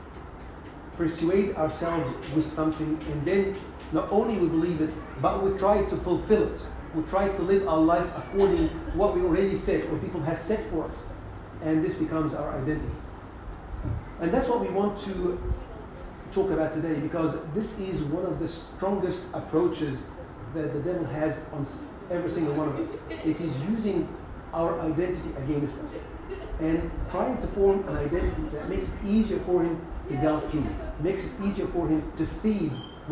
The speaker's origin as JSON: {"language": "English", "region": "Upper Egypt", "country": "Egypt", "tie": "born or raised there", "moved": "yes", "said": "we had a piece of land in Upper Egypt"}